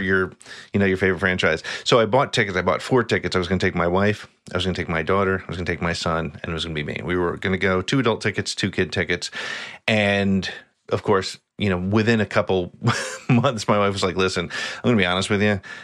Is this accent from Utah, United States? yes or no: no; New Jersey, United States; also born or lived in Long Island, New York; I've lived in New Jersey since I was five years old.